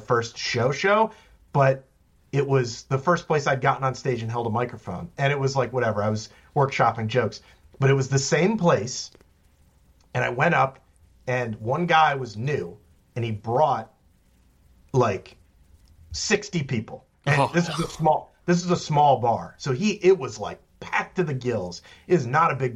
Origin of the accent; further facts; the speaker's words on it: central Virginia, United States; moved away as an adult; also born or lived in Washington, District of Columbia, United States / New York; I moved back to Virginia